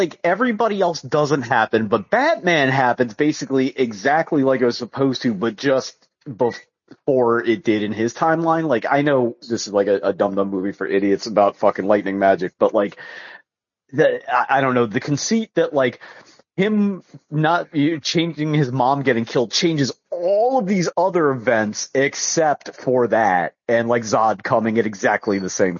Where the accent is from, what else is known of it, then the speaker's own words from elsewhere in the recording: Savannah, Georgia, United States; I'm from Savannah, and you know that.